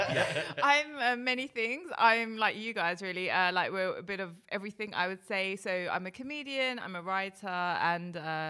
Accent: United Kingdom; also born or lived in India (ancestry); I'm British Asian, but my family is from India.

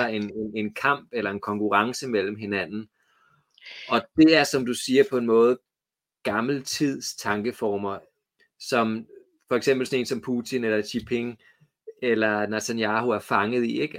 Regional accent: Copenhagen, Capital Region of Denmark, Denmark; moved away as an adult; now in Trustrup, Denmark; jeg er vokset op i København

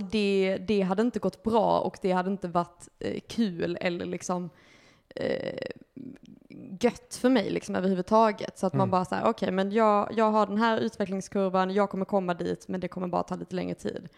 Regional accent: Lund, Skåne, Sweden; moved away as an adult; now in Malmö, Sweden; jag kommer från Lund

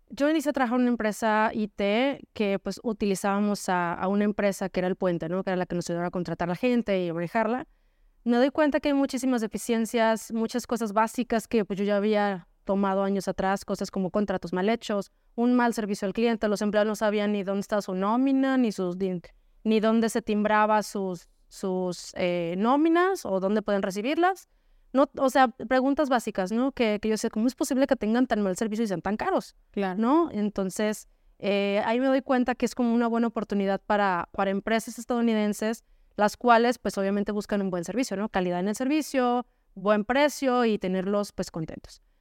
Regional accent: Zapopan, Jalisco, Mexico; originaria de Jalisco, nací en Zapopan, eh, pues prácticamente toda mi vida he vivido aquí, mis estudios, todo.

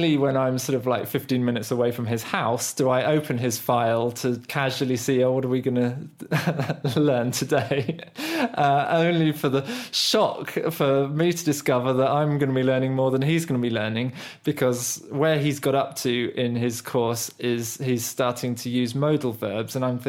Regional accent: United Kingdom; first language English; As a British national who grew up speaking English fluently without really being formally taught grammar

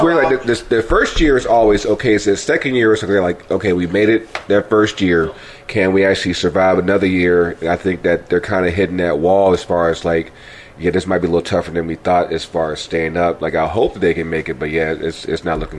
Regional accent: Richmond, Virginia, United States; moved away as an adult; I I grew up here in Richmond

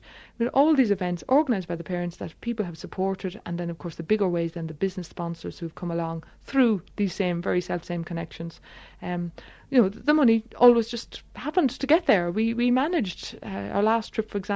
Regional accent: Ireland; us as singers, and in particular as Irish people

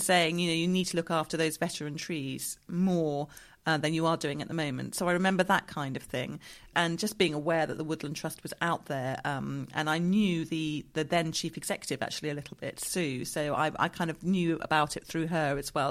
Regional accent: Dorset, South West England, United Kingdom; moved away; I grew up in Dorset. My father still lives down there

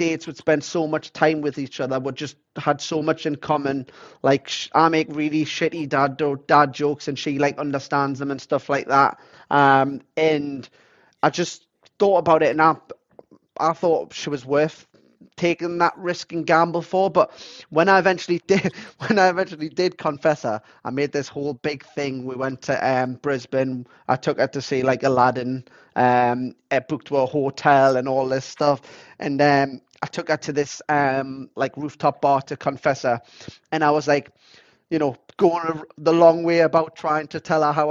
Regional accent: England, United Kingdom; So then it was for me, like Azusa's from Japan. I'm from England.

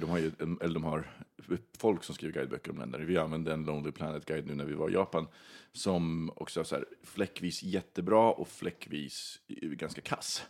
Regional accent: Sweden; also born or lived in Australia; jag var svensk.

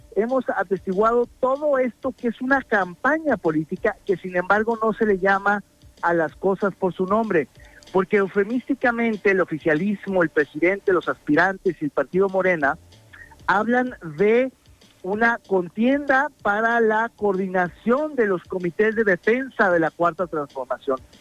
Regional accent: Mexico; como mexicanos

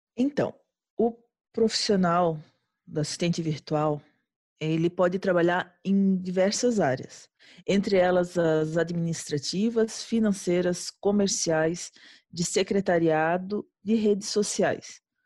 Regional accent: São Francisco do Sul, Santa Catarina, Brazil; sou natural de São Francisco do Sul, Santa e Bela Catarina

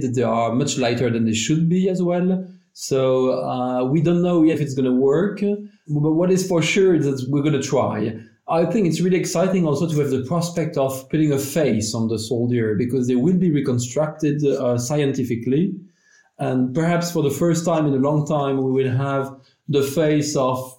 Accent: Belgium

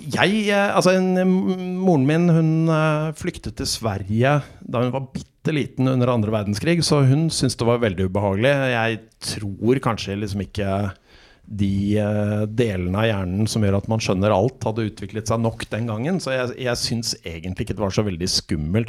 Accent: Oslo, Norway; also born or lived in Mozambique; Jeg vokste opp i Oslo, og så har jeg hatt et par opphold i Afrika. I Mosambik i Afrika i eh, oppveksten

